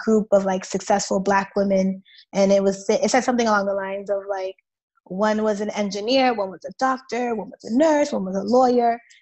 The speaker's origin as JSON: {"language": "English", "town": "Boston", "region": "Massachusetts", "country": "United States", "tie": "born or raised there", "said": "growing up in Boston and like working in Boston"}